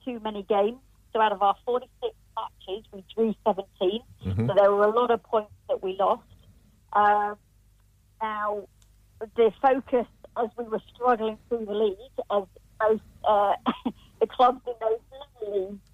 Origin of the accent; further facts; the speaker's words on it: Rotherham, Yorkshire and the Humber, United Kingdom; my hometown. It's a little town in South Yorkshire